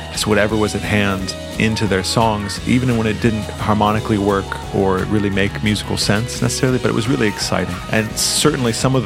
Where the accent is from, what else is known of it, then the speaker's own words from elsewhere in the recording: Los Angeles, California, United States; growing up in Los Angeles